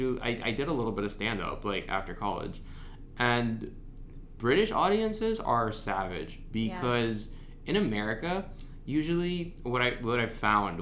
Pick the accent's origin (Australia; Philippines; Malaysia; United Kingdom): Philippines; as a Filipino